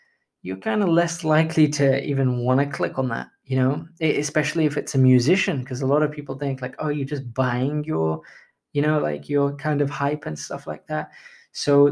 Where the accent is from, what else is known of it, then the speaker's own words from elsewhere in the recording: India; I am Indian, so we bargain like crazy